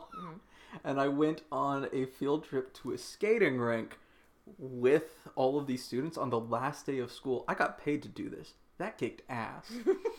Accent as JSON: {"language": "English", "town": "Omaha", "region": "Nebraska", "country": "United States", "tie": "born or raised there", "said": "I'm from Omaha, Nebraska."}